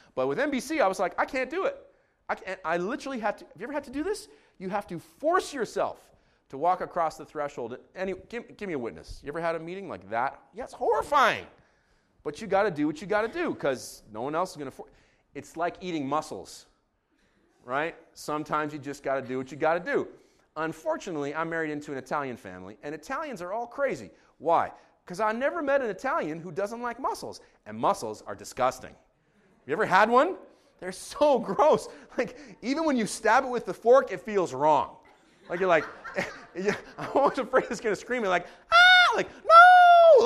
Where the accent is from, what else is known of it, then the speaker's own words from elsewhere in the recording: Israel; now in Canada; I grew up in Israel